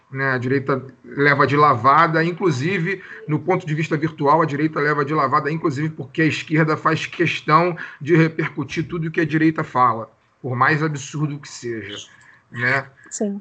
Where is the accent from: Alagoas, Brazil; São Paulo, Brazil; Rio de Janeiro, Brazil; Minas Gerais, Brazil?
Rio de Janeiro, Brazil; sou do Rio de Janeiro